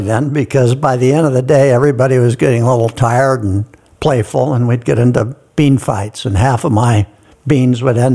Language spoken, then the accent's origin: English; Eugene, Oregon, United States; moved away as an adult; now in Sun Valley, United States; I was born in Eugene, Oregon in 1950